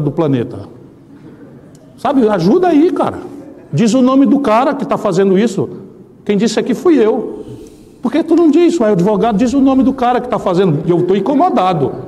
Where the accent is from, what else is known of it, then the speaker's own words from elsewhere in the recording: Ceará, Brazil; eu sou do Ceará